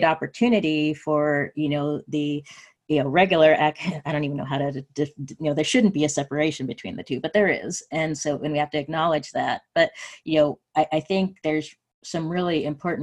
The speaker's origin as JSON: {"language": "English", "region": "West Coast", "country": "United States", "tie": "born or raised there", "said": "I grew up on the West Coast and know a lot of the institutions around here."}